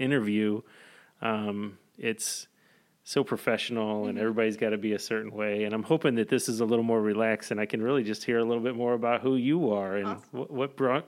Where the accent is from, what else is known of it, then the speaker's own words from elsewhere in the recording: St. Louis, Missouri, United States; You and I both went to Hannah Woods.